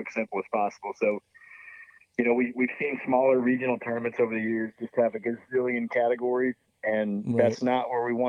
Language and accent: English; Southern Missouri, United States; we grew up in Missouri